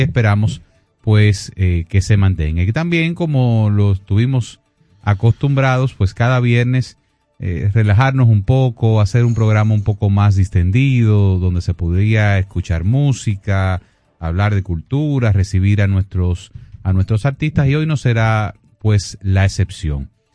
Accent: Dominican Republic; nosotros eh, como, dominicanos

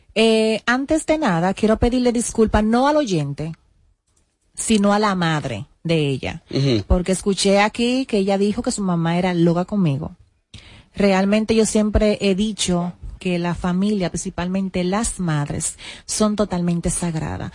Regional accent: Sabana Perdida, Distrito Nacional, Dominican Republic; yo vengo de Sabana Perdida, yo fui camarera

